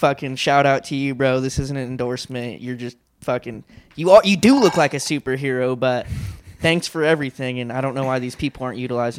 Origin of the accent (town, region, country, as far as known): San Diego, California, United States; born or raised there